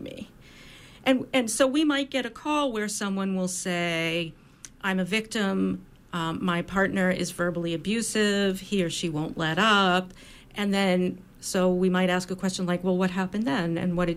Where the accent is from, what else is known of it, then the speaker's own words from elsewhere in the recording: United States; I as an American woman